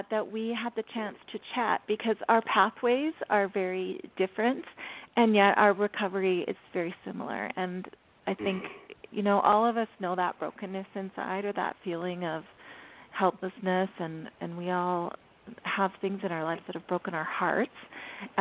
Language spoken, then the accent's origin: English; Canada; accent: Canadian; my Canadian accent